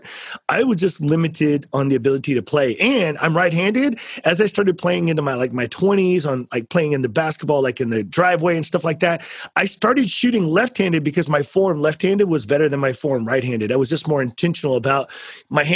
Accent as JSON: {"language": "English", "town": "San Antonio", "region": "Texas", "country": "United States", "tie": "born or raised there", "said": "I'm from San Antonio too"}